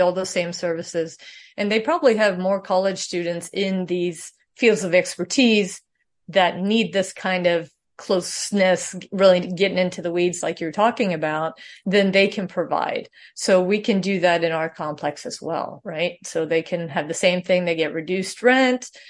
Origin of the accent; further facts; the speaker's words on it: Sweden; moved away; I was born in Sweden